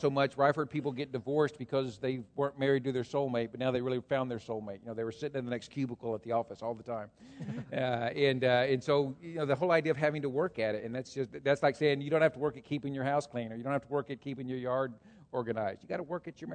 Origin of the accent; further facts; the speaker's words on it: Texas, United States; moved away as an adult; now in Hamilton County, United States; I grew up in Texas. My dad was a farmer.